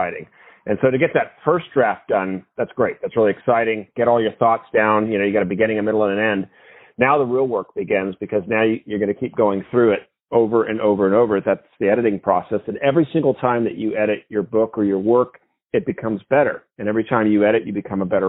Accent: Newport Beach, California, United States; moved away; also born or lived in New England; I'm originally from Newport Beach, California. I was back east in New England for 16 years

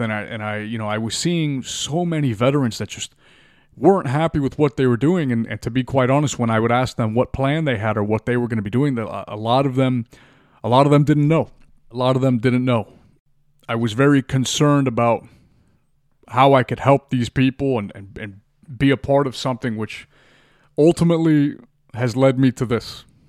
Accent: Miami, Florida, United States; born and raised in Miami, Florida

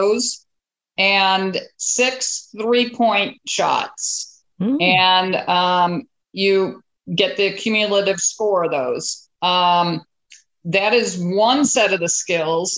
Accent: Chicago, Illinois, United States; I grew up in the Chicagoland area, oldest of seven kids.

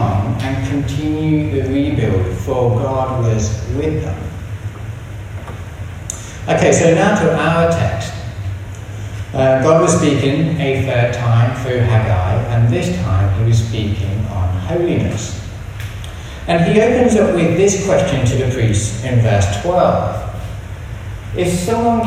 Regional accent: England, United Kingdom; moved away; So as you can tell from this strange accent, I'm English

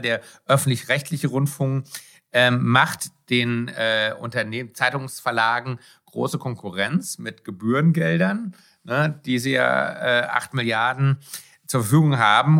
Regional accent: Germany; bei uns in Deutschland

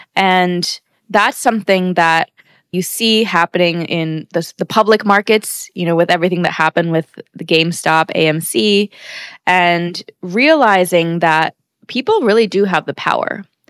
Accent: United States; born and raised in America

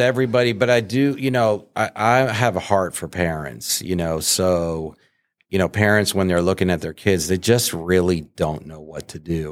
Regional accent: New England, United States; I grew up in New England

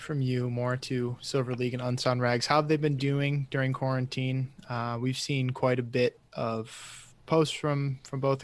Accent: Michigan, United States; I'm in Michigan.

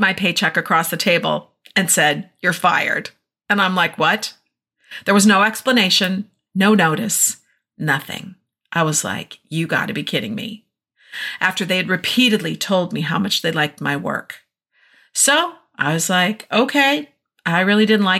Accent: Minnesota, United States; moved away; we're in Minnesota for the summer, been having a great time enjoying my hometown and seeing my family

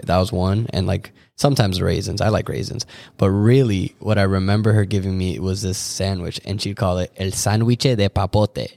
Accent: Orlando, Florida, United States; moved away as an adult; now in Michigan, United States; I'm an Orlando, Florida native

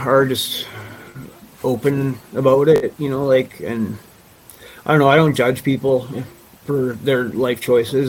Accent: Vancouver, British Columbia, Canada; also born or lived in Nelson; now in Cranbrook, Canada; I grew up in Vancouver

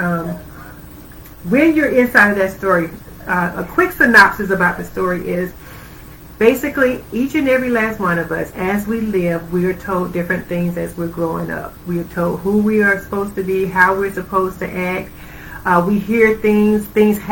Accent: Georgia, United States; moved away; I'm from Georgia originally.

